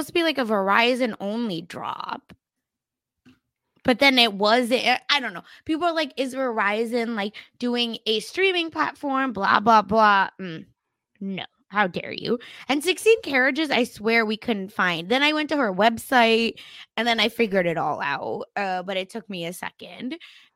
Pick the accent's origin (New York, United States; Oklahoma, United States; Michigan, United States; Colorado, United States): Oklahoma, United States; born or raised there